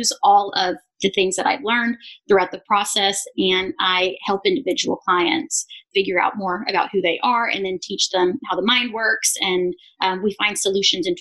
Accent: Arkansas, United States; also born or lived in Israel; We primarily lived in Arkansas. We've lived in a few other places, but for the most part, I grew up in Arkansas, in the Bible Belt

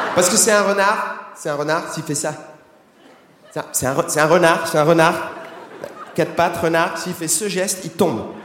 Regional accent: France; je suis français

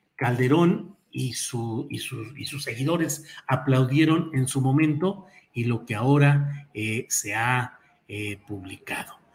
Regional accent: Mexico; also born or lived in San Luis Potosí / Mexico City; como mexicanos

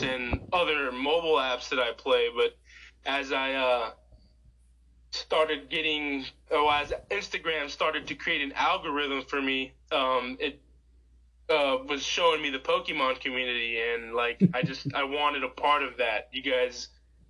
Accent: Bradenton, Florida, United States; also born or lived in Tennessee / Texas; I was born and raised here in Bradenton, so I've lived in Tennessee and Texas for a little bit, but most of my life I've been here in Bradenton

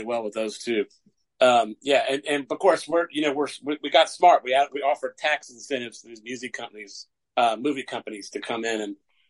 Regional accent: Macon, Georgia, United States; my hometown of Macon, Georgia

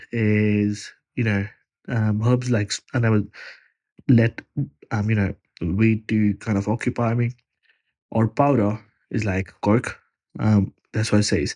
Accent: Punjab, India; moved away as an adult; now in Australia; Punjab is my state in India

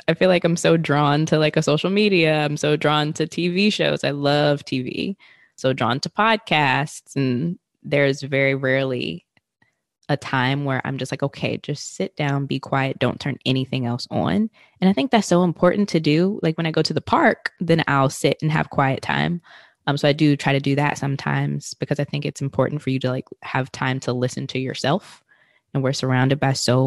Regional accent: Richmond, Virginia, United States; moved away as an adult; also born or lived in New York; I'm originally from Richmond, Virginia, but have lived in like multiple areas of Virginia.

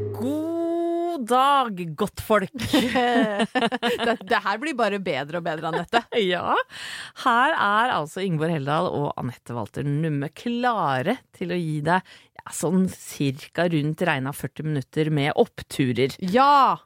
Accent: Åsgårdstrand, Vestfold, Norway; jeg kommer fra Åsgårdstrand

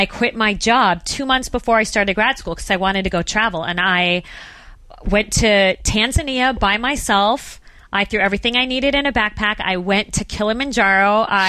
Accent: Phoenix, Arizona, United States; Well, as you mentioned, I did grow up in Phoenix, Arizona. So desert, flat, no mountains.

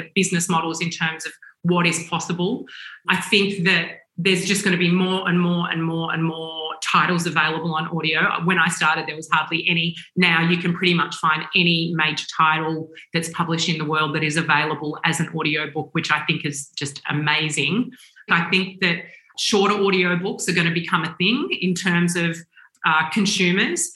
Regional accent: Australia; being Australian, and always feeling, not that we feel like this anymore, as an Australian company

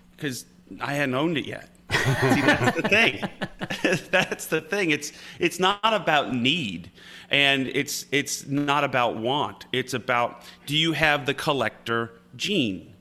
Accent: upstate New York, United States; I'm from upstate New York

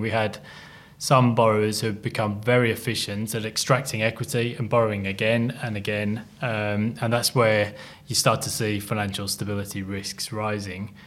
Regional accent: England, United Kingdom; moved away as an adult; now in Australia; I'm an Englishman

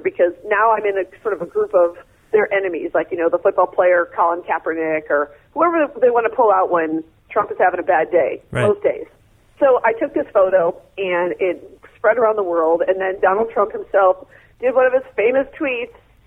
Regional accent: United States; I'm an American woman

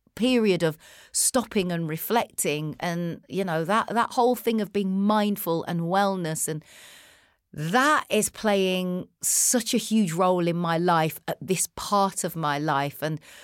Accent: United Kingdom; The thing that we had in common is our age, you know, and obviously being British.

